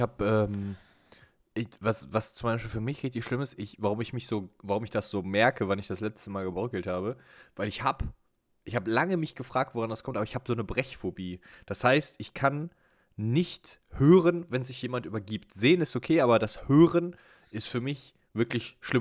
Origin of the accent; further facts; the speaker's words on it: Brilon, North Rhine-Westphalia, Germany; in meinem Heimatort Brilon